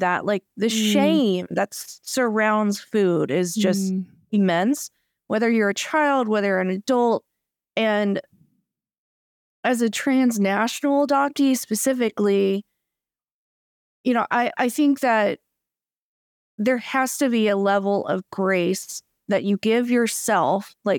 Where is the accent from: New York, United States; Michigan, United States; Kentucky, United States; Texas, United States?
Kentucky, United States; I really don't like seafood, but that's also because I grew up in Kentucky.